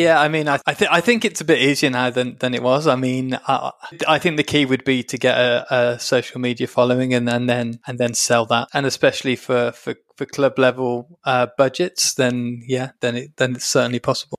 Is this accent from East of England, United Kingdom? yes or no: no; Birmingham, West Midlands, United Kingdom; I'm from Birmingham, so we're, we're from the same area